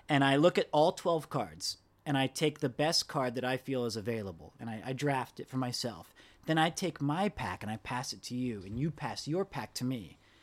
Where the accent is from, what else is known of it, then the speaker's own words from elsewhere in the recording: United States; I'm from America